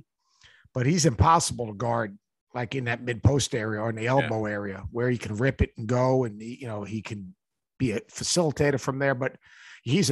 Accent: Plainview, New York, United States; also born or lived in Queens; we grew up born in Queens, grew up in Plainview, Long Island

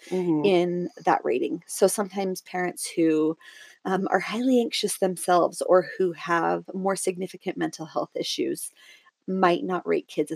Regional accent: Southern Oregon, United States; also born or lived in Salt Lake City area, Utah; now in Utah, United States; I grew up in Southern Oregon and now I live in just south of Salt Lake City, Utah

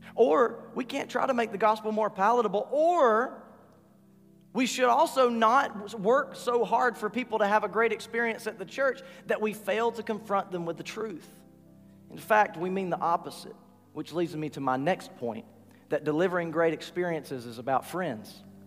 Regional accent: Rossville, Georgia, United States; I'm from Rossville, Georgia.

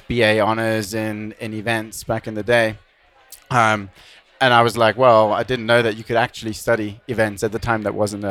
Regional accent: Germany; moved away as an adult; also born or lived in Bournemouth, United Kingdom; When I was a kid, I grew up in Germany skateboarding, playing music

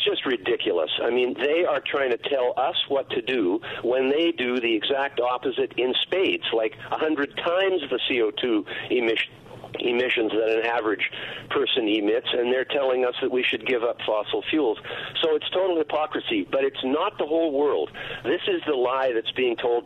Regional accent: Canada; I'm a Canadian, so I'm not even a U.S. citizen

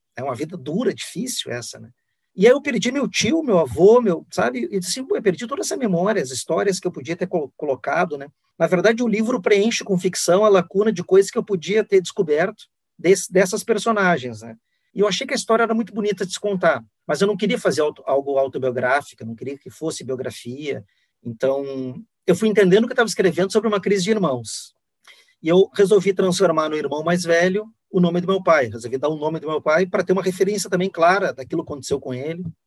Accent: Guaíba, Rio Grande do Sul, Brazil; also born or lived in Porto Alegre; Eu nasci em Porto Alegre, mas me criei em Guaíba, eu me digo guaibense

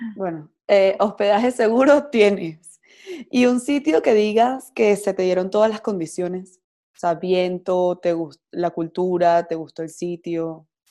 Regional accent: Venezuela; yo soy de Venezuela

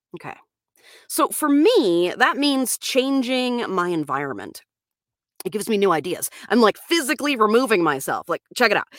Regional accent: Florida, United States; moved away as an adult; That's where I'm from. I'm from Florida. I lived out there until I was about twenty-five

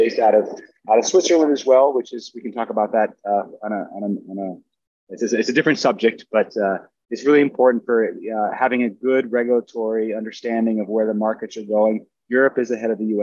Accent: Brazil; moved away as an adult; also born or lived in United States; I grew up in Brazil, had access to, you know, beautiful places, a very special upbringing with nature all around me.

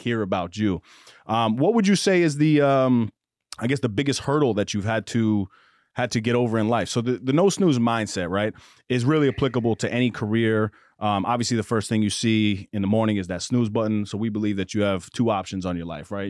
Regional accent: Mount Vernon, New York, United States; I played basketball growing up in Mount Vernon

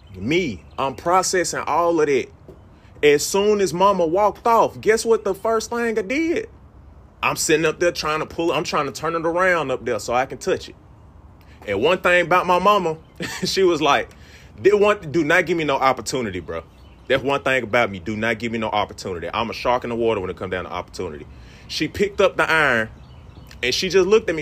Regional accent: Mississippi, United States; moved away; I'm from Mississippi originally

